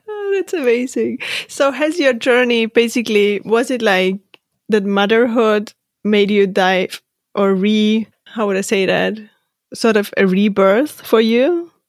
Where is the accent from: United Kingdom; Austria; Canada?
Austria; moved away as an adult; I'm from Austria